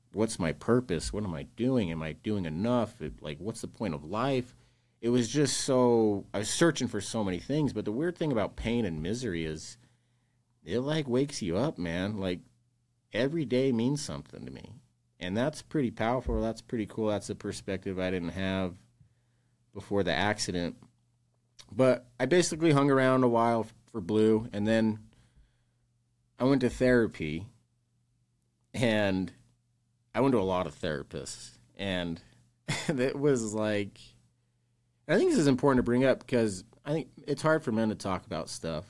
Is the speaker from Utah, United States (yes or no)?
yes; West Jordan, Utah, United States; also born or lived in West Valley City, Utah; technically born in West Valley, but I grew up in West Jordan, went to West Jordan High School.